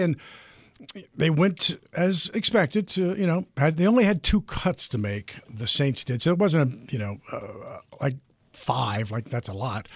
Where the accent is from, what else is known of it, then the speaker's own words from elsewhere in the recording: United States; I grew up outside of the Washington area